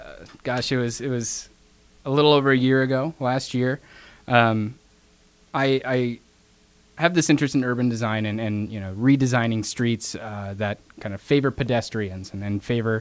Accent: Brandon, South Dakota, United States; I came from Brandon, all the way from the village of Brandon.

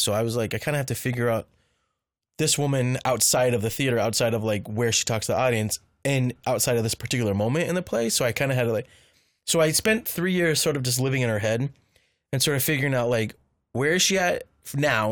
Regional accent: Orange County, California, United States; also born or lived in Riverside, California / Los Angeles, California; the house I grew up in Han, in Orange County was haunted

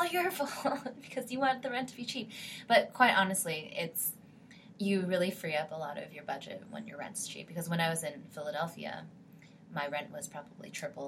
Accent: Canada; now in St. Louis, United States; I'm previously Canadian

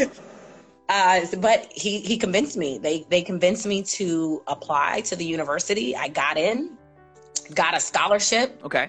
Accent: New Rochelle, New York, United States; I am a native New Yorker. I am born and raised in New York, New Rochelle, New York

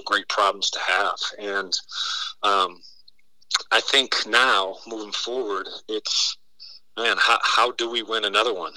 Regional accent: Mount Clemens, Michigan, United States; I was a kid from Mount Clemens, Michigan

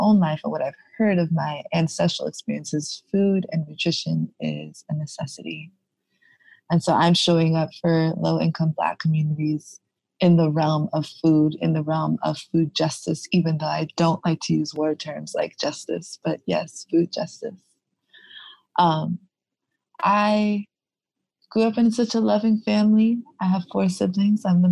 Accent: New York City, New York, United States; I am born and raised in Brooklyn, New York.

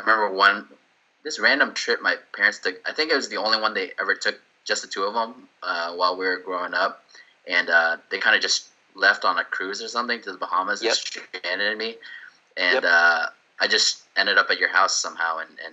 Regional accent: Houston, Texas, United States; also born or lived in Sugar Land, Texas; live in Houston, born and raised in Houston, and residing specifically in Sugarland, Texas now

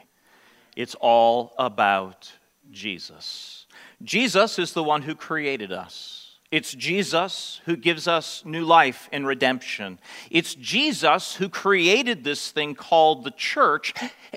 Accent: United States; being American Christians

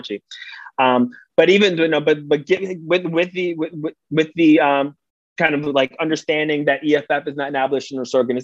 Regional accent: New York City, New York, United States; As a New Yorker, as an advocate

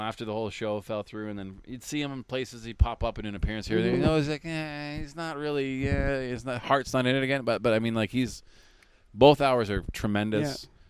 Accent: Canada; as a Canadian

